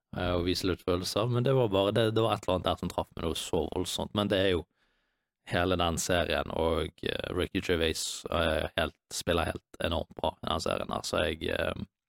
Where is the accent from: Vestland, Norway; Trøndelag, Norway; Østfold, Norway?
Vestland, Norway; Bergen; moved away; hjem til Bergen, der jeg er fra